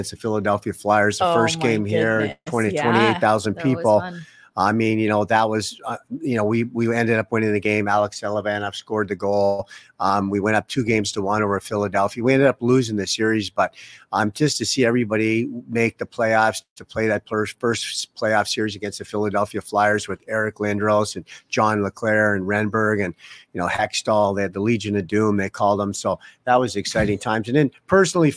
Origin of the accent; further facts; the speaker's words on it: Toronto, Ontario, Canada; moved away as an adult; now in Tampa Bay, United States; Me and my wife came from Canada. She's from Calgary. I was from Toronto.